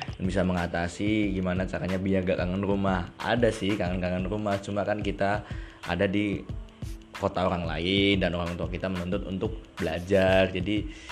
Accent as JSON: {"language": "Indonesian", "town": "Sragen", "region": "Central Java", "country": "Indonesia", "tie": "born or raised there", "moved": "as an adult", "lives_now": "Purwokerto, Indonesia", "said": "Saya berasal dari Sragen. Ya, aku orang Jawa. Maksudnya, saya lahir besar di Sragen."}